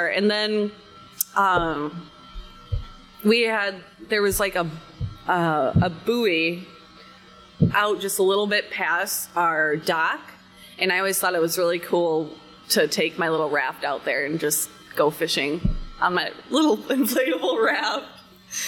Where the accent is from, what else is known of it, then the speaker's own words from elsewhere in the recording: Rockford, Illinois, United States; moved away; I'm originally from Rockford, Illinois